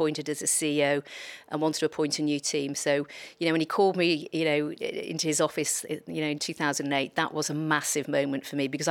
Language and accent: English; Liverpool, North West England, United Kingdom; I grew up in Liverpool, part of a big Irish Catholic family